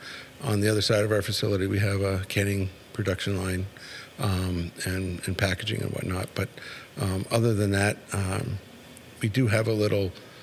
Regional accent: Canada; moved away; I'm from Canada originally.

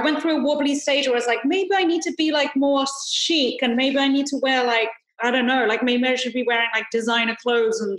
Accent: London, United Kingdom; moved away as an adult; now in Los Angeles, United States; I came from East London, Hackney, and ended up moving to LA into Hollywood

